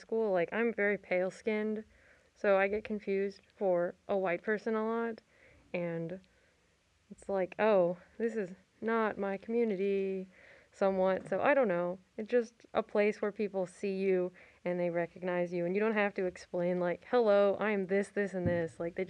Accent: Texas, United States; moved away as an adult; now in Maryland, United States; I'm from Texas, which is a predominantly Mexican in terms of like Latinx people.

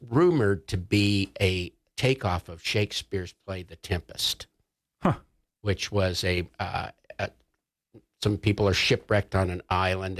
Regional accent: Jackson, Wyoming, United States; moved away; It's filmed there in my hometown, Jackson Hole. And yes, I lived in Jackson before it became a hole.

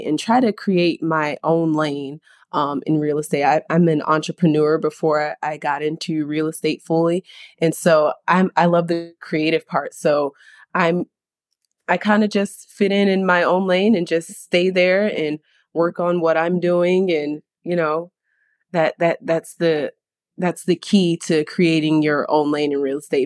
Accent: Sarasota, Florida, United States; I am born and raised in Sarasota

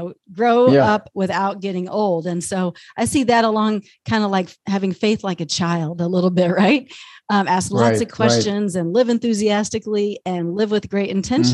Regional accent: Texas, United States; moved away as an adult; now in Minnesota, United States; I grew up in Texas and I always say I'll always be a Texan, but I live in Minnesota and I've been here almost 25 years.

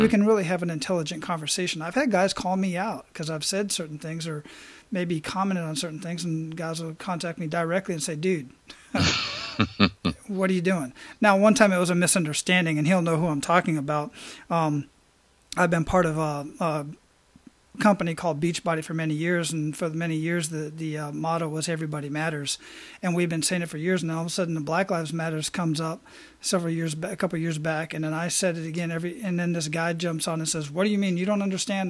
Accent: Arizona, United States; I grew up in Arizona

